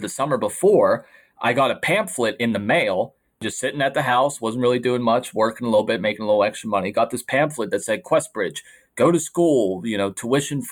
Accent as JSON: {"language": "English", "town": "McKees Rocks", "region": "Pennsylvania", "country": "United States", "tie": "born or raised there", "said": "I am from McKees Rocks, Pennsylvania, a small town right outside of Pittsburgh"}